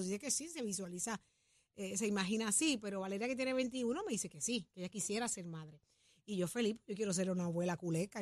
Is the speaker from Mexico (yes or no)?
no; Jayuya, Puerto Rico; Yo que soy de Jayuya